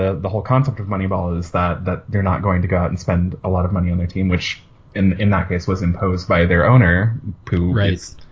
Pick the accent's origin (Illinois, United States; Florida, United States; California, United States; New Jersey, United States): California, United States; Orange County area, Southern; also born or lived in San Diego; I'm from Southern California, kind of Orange County area